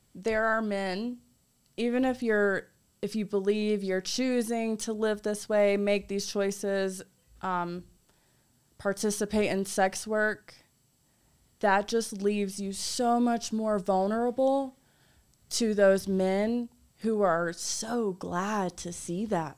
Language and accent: English; North Carolina, United States; I'm from North Carolina